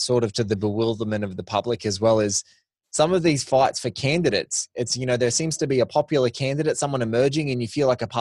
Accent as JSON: {"language": "English", "country": "Australia", "said": "as Australian"}